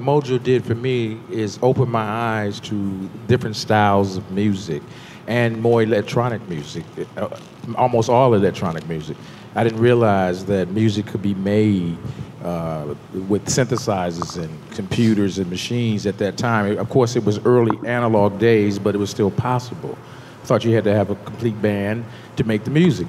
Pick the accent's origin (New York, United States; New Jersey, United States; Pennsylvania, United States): New York, United States; moved away; I was from New York